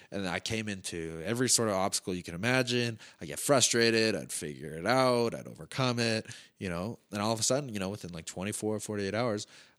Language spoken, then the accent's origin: English; Calgary, Alberta, Canada; So I wanted something that really represented Calgary and represented me as a Calgarian traveling around